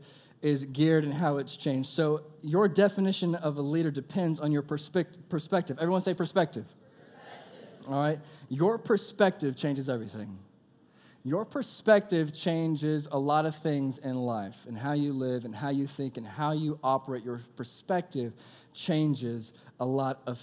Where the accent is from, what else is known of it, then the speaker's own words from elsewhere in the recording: Texas, United States; I'm from Texas.